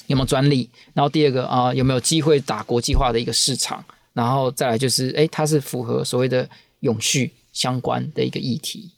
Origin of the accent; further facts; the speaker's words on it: Taiwan; 我们台湾人